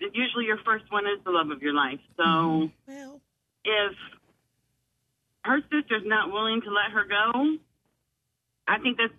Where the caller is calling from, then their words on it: North Charleston, South Carolina, United States; I'm calling from North Charleston.